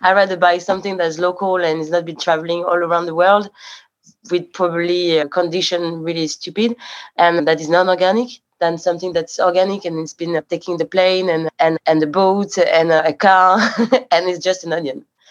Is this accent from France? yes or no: yes; Paris, Île-de-France, France; I was born in Paris and I grew up in Paris